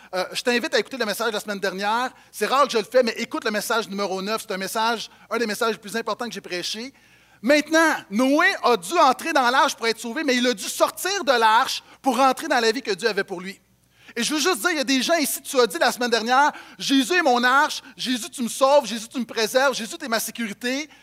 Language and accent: French; Montreal, Quebec, Canada; j'ai grandi à Montréal